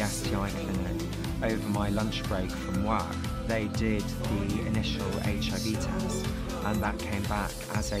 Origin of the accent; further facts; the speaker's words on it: United Kingdom; I'm 32 years old, and I'm from the United Kingdom.